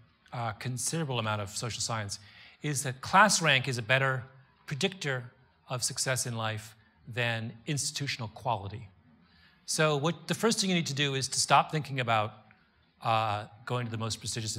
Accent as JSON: {"language": "English", "country": "Canada", "tie": "born or raised there", "also_born_or_lived": "Washington, D.C.", "moved": "as an adult", "said": "I grew up in Canada"}